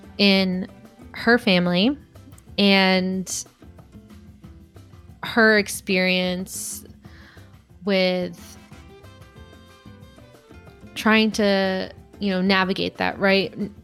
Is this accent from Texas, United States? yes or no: no; Chicago, Illinois, United States; So we're both from the Chicago area.